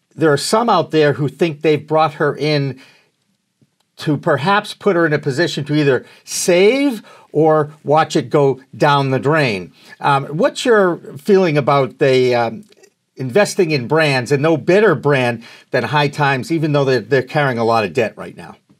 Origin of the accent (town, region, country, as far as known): Massachusetts, United States; born or raised there